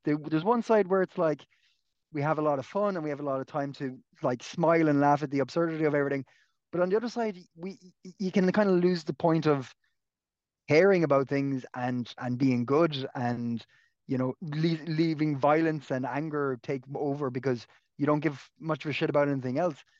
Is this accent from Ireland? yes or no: yes; Clonakilty, Munster, Ireland; now in Dublin, Ireland; You've come down to my, my hometown a few times, uh, Clonakilty